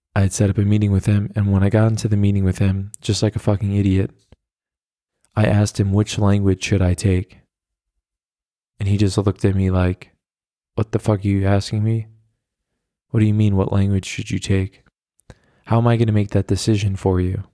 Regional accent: United States; now in Berlin, Germany; as an American

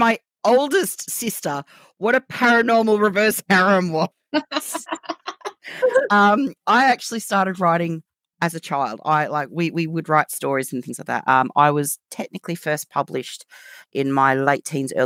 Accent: Australia; accent: Australian; moved away as an adult; now in United Kingdom; obviously by my accent, you can tell I'm Australian. However, I live in the UK. I've lived here since the end of 2015

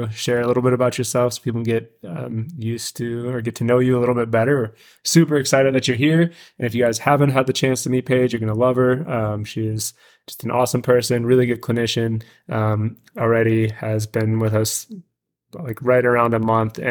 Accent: Dallas, Texas, United States; now in Milwaukee, United States; growing up in Dallas

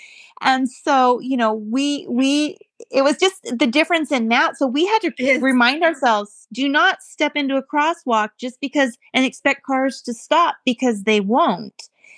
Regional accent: United States; moved away as an adult; also born or lived in Switzerland / England; now in United Kingdom; I love my country and I love Americans

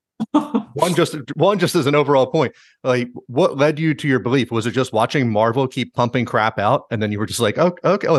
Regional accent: New Jersey, United States; growing up in New Jersey

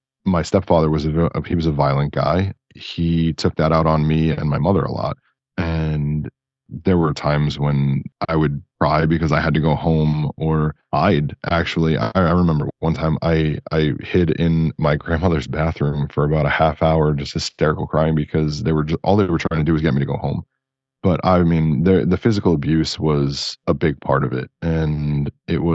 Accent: New Jersey, United States; also born or lived in California; now in Florida, United States; I grew up in Jersey near the water

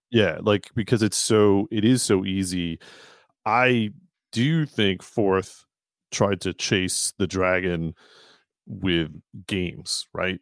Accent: Burlington, Massachusetts, United States; where I grew up in Burlington, Mass

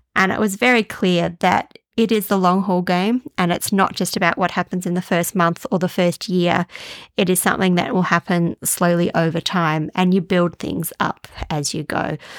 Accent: Australia; also born or lived in Denmark; I'm not sure if I could call myself a typical Australian

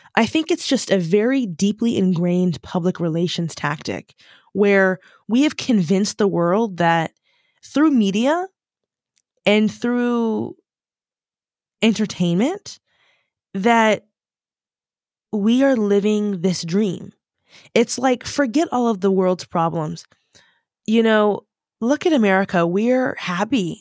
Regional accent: United States; first language English; moved away as an adult; now in United Kingdom; as an American

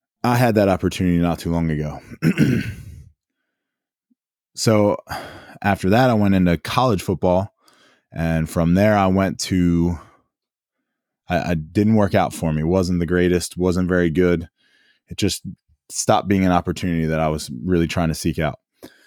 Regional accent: Downingtown, Pennsylvania, United States; now in Maryland, United States; Where am I from? I'm from Downingtown, Pennsylvania. And now I live down here in Maryland.

